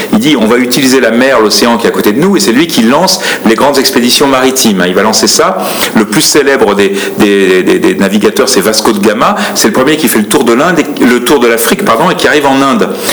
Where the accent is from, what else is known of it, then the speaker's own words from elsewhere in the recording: France; en tant que Français